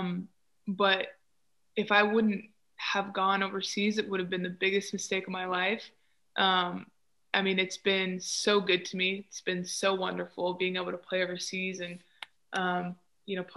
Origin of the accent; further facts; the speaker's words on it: United States; I was from America